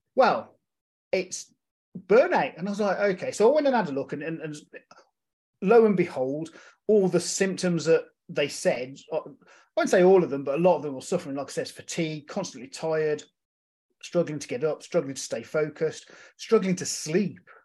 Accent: United Kingdom; being a British vet, uh, a military veteran

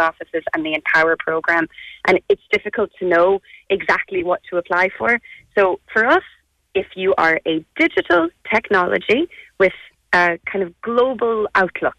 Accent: Ireland; as Irish people

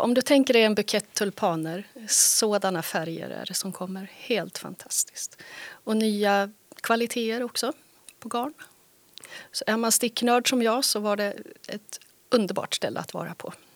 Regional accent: Västerås, Västmanland, Sweden; also born or lived in Skåne / Helsingborg; now in Härnösand, Sweden; Jag är från Västerås från början. Och sen bodde jag 25 år i Skåne

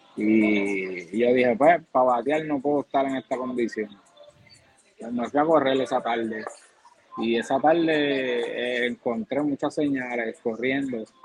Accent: Villalba, Puerto Rico; yo soy natural de Villalba, Villalba, Puerto Rico

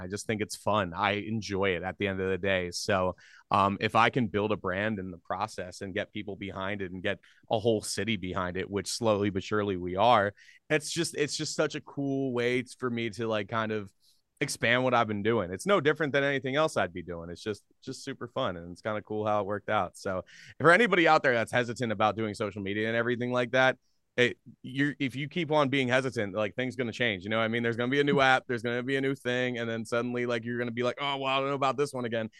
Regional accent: Philadelphia, Pennsylvania, United States; now in Minnesota, United States; I grew up in Philadelphia area

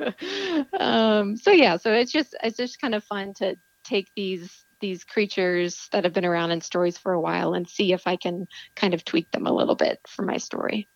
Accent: Texas, United States; moved away; I'm from Texas originally

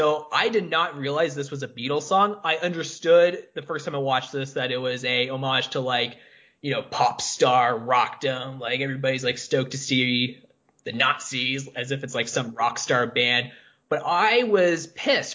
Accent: Canada; I'm Canadian. I'm not German.

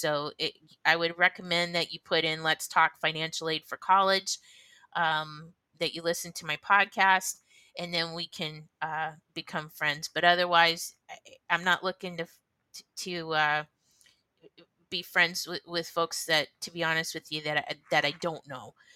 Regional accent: United States

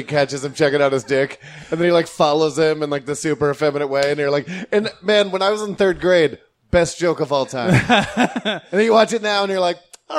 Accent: South Florida, United States; growing up in South Florida

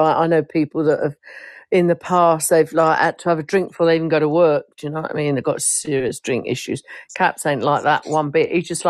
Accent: United Kingdom; I'm British.

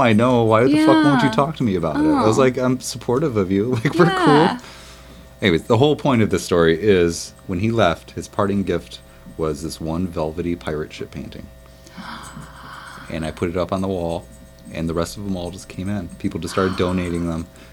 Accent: Michigan, United States; now in Minneapolis, United States; I grew up with in Michigan

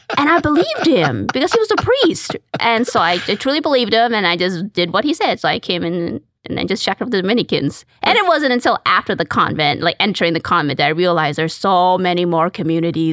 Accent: Calgary, Alberta, Canada; moved away as an adult; now in Houston, United States; I'm actually Canadian. I'm from Calgary, Alberta

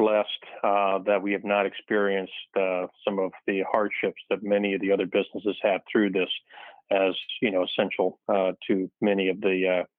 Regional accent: Naples, Florida, United States; I'm the oldest of the fourth generation of our family. Born and raised in Naples, Florida.

